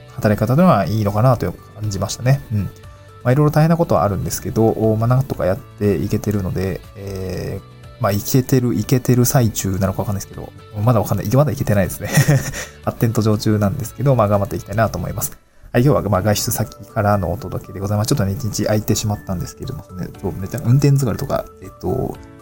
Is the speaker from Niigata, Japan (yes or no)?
yes; Niigata, Japan; also born or lived in Tokyo / Awaji Island; now in Awaji, Japan; 私の実家にですね、ちょっと新潟なんですけど